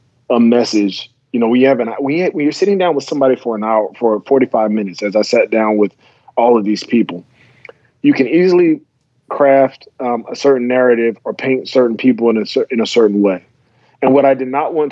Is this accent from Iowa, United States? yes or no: no; South Carolina, United States; moved away; also born or lived in Virginia; I went to high school in South Carolina after moving there from Virginia